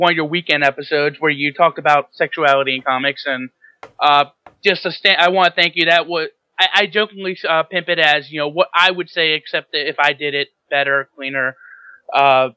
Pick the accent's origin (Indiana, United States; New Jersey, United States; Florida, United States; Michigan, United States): Florida, United States; Tampa; I'm from the Tampa Bay area of Florida